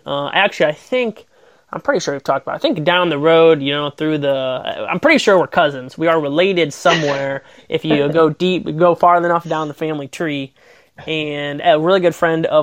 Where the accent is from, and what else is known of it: Wauseon, Ohio, United States; born or raised there